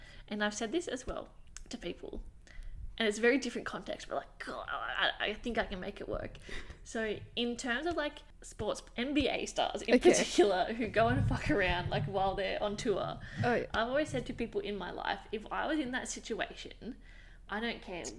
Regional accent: Scotland, United Kingdom; Well, I'm Scottish, so whatever that is.

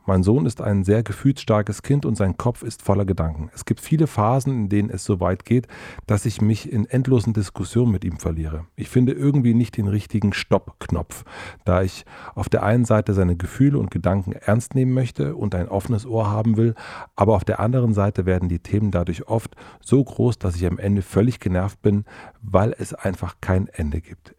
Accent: Brandenburg, Germany; now in Berlin, Germany; Brandenburg ist mein Heimatbundesland

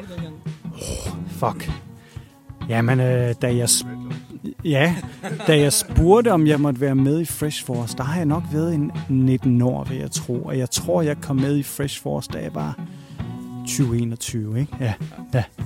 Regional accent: Randers, Central Denmark Region, Denmark; moved away as an adult; now in Thailand; som gammel Randers-dreng

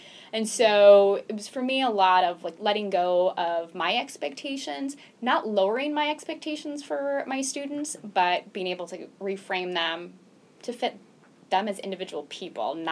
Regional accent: Phoenix, Arizona, United States; moved away; also born or lived in Henderson, North Carolina; I grew up in Phoenix, mm-hmm. Arizona

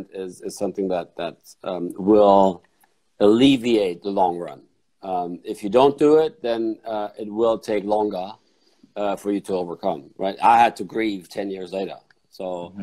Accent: Frankfurt, Hesse, Germany; I grew up in Frankfurt

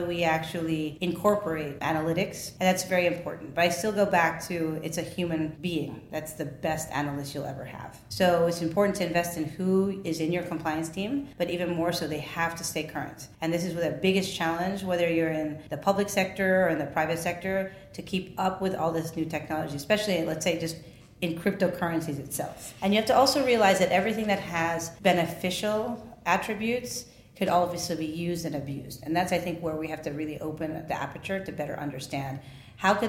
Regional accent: New York, United States; I'm a New Yorker

